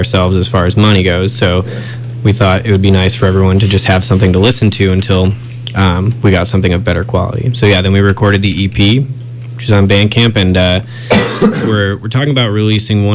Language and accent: English; Chicago, Illinois, United States; moved away as an adult; now in Champaign-Urbana, United States; We're all from the Chicago area originally, but we've kind of made Champaign-Urbana our home